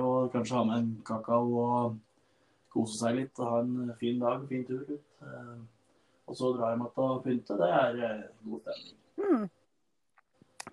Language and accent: Norwegian; Stange, Innlandet, Norway; Jeg er jo da ifra Stange